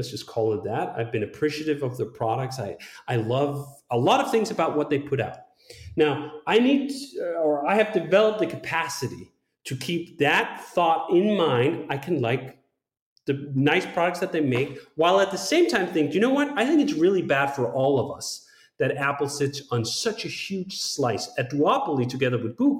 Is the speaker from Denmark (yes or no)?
yes; Denmark; I'm from Denmark